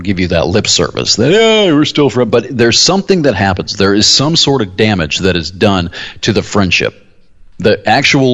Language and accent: English; United States; We were Americans